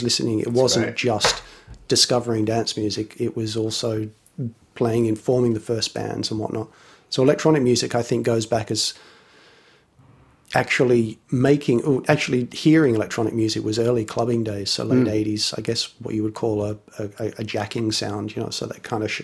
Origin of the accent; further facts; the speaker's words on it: Sydney, New South Wales, Australia; also born or lived in North London / Luton; now in London, United Kingdom; Born in North London, lived a little while in Luton when I was younger, and then we moved to Sydney in Australia when I was five or 6 years old.